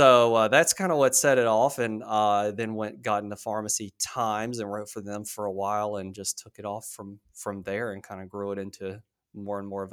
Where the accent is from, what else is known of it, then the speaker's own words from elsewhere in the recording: North Carolina, United States; So, like I said, I grew up in North Carolina originally and have always been addicted to the ocean